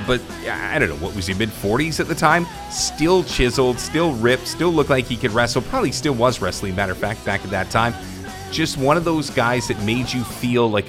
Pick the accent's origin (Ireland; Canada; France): Canada; Vancouver, British Columbia; I'm down from Vancouver.